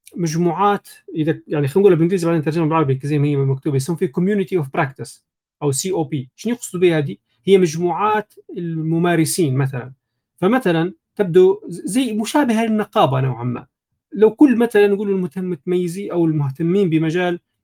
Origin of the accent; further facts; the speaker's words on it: Libya; احنا ليبيين